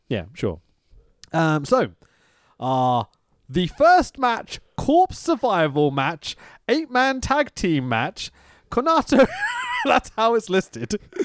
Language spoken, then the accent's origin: English; England, United Kingdom; we're English